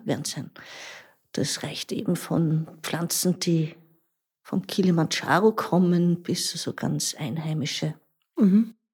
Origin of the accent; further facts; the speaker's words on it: Tulln, Lower Austria, Austria; moved away as an adult; now in Grundlsee, Austria; ich bin eigentlich aus Tulln, aus einem ganz flachen Land